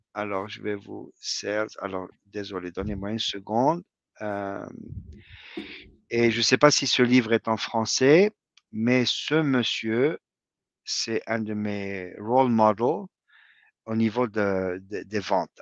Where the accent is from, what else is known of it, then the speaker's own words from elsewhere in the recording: Morocco; moved away as an adult; also born or lived in Rabat; now in United States; j'ai quitté le Maroc en 92